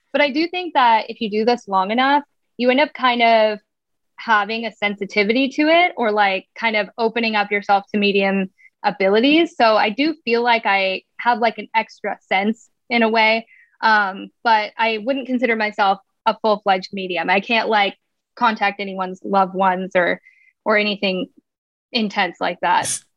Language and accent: English; Montana, United States; moved away as an adult; now in Spokane, United States; I'm originally from Montana, but I've been in Spokane, Washington for 11 years